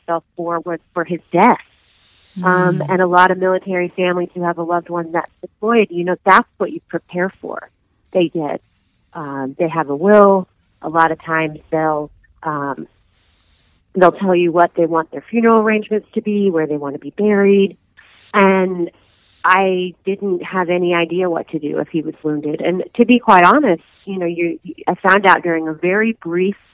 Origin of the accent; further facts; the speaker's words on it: southern rural Indiana, United States; I'm originally hail from Indiana, southern rural Indiana